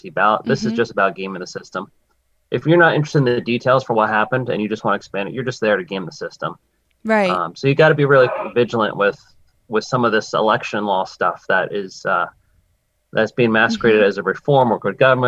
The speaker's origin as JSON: {"language": "English", "region": "New Jersey", "country": "United States", "also_born_or_lived": "Washington, D.C.", "moved": "as an adult", "lives_now": "Massachusetts, United States", "said": "I'm from New Jersey originally"}